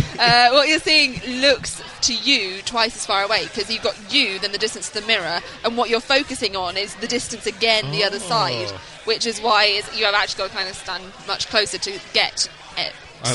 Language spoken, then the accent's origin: English; United Kingdom; As a Brit...